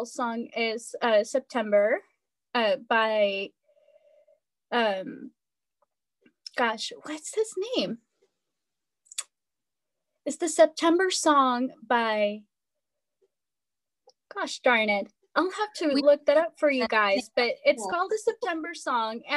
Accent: Ecuador; moved away; I grew up in Ecuador.

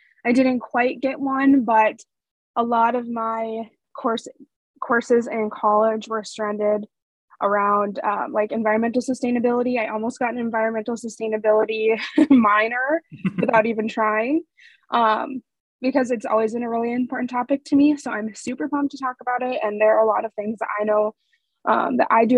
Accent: North Dakota, United States; growing up in North Dakota

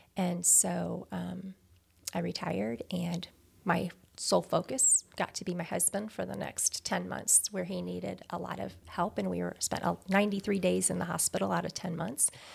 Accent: Greenville, Missouri, United States; also born or lived in Chicago / Indiana; I basically grew up in Greenville, which is a little south of Farmington here.

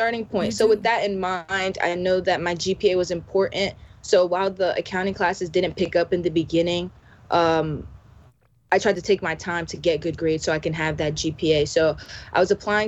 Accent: Union, New Jersey, United States; also born or lived in Florida / Vauxhall, New Jersey; I'm from Union, New Jersey

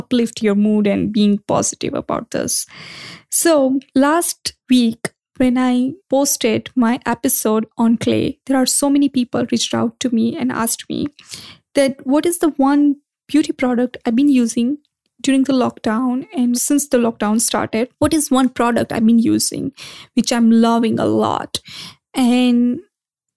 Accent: India; growing up in India

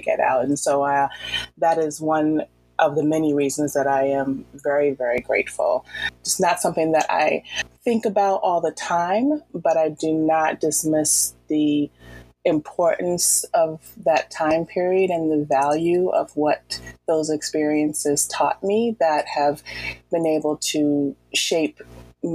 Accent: Boston, Massachusetts, United States; also born or lived in Virginia / Washington, D.C.; I'm originally from Boston

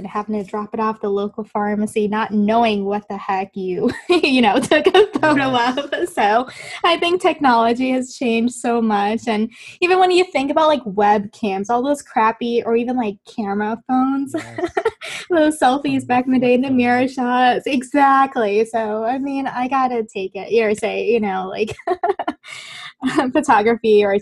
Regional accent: Kenosha, Wisconsin, United States; now in Florida, United States; I spent 2 years of high school actually in the Midwest. I grew up in Kenosha, Wisconsin.

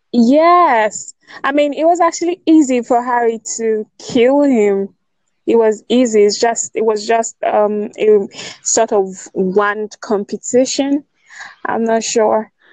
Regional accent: Nigeria; I'm from Nigeria.

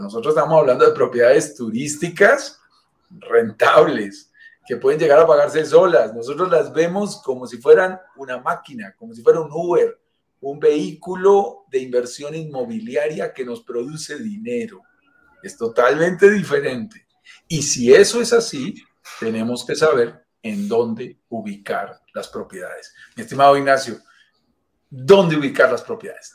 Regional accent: Bogotá, Colombia; Nacido en la montaña, vivo en, los Andes, vivo en Bogotá, Colombia, lo sentirás por mi acento

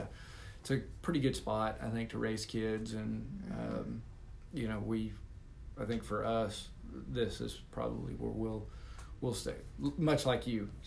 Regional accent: South Texas, United States; moved away as an adult; also born or lived in Kilgore, Texas / Oklahoma; now in Parker County, Texas, United States; No, I'm from South Texas.

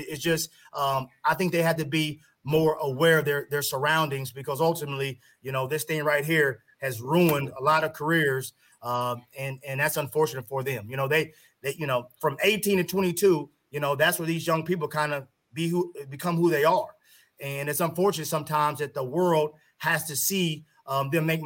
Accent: Kansas City, United States; I'm from Kansas City, you know. My dad, my parents were big on education, and they were big on making me do a lot of things as a young child.

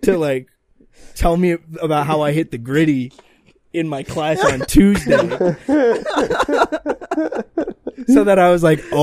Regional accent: Southeast Pennsylvania, United States; I'm from Northeast Pennsylvania.

